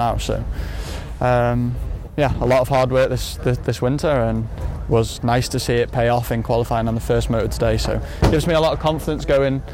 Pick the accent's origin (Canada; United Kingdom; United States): United Kingdom; being British